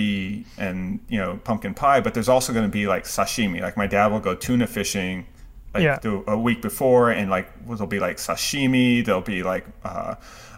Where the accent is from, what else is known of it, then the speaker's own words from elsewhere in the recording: United States; my last name may be ethnically Japanese doesn't mean I'm not American